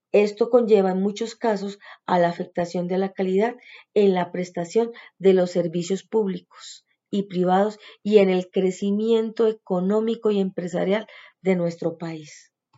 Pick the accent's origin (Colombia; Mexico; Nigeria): Colombia; nosotras como mujeres colombianas